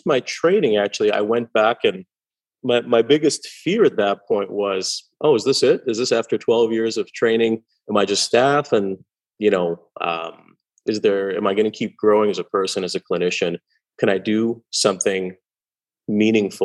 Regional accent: Montreal, Quebec, Canada; moved away as an adult; also born or lived in Iran / California; now in Vancouver, Canada; I grew up in Montreal. My parents and I, when I was very young, moved here from Iran. So we immigrated to Quebec and grew up in Montreal on the West Island.

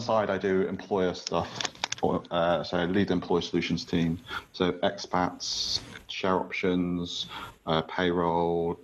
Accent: Scotland, United Kingdom; moved away as an adult; also born or lived in London, United Kingdom; now in Singapore; I grew up in the UK. I was born in Scotland as a wee lad, as you can tell by my accent

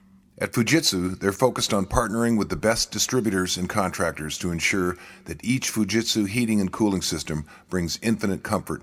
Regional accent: Washington, United States; she lives in my home state of Washington.

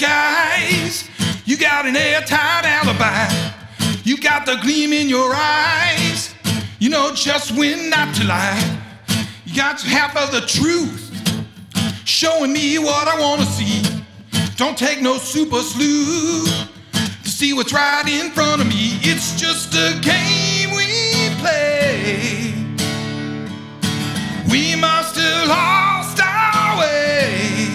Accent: Akron, Ohio, United States; moved away as an adult; also born or lived in Nashville, Tennessee / Vermont; I am originally from Akron, Ohio, 40 miles southeast of Cleveland. It's quite a budding music scene there when I was in high school, and it kind of dried up a few years after getting out of high school, and I moved to Nashville, Tennessee

